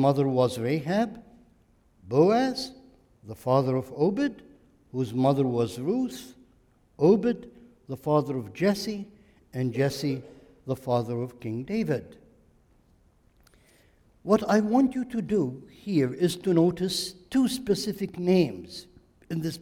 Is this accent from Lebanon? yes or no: yes; Lebanon; now in United States; I am Lebanese